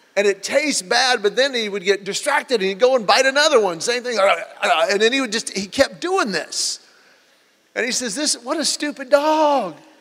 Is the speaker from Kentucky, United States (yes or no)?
no; Georgia, United States; we're from Georgia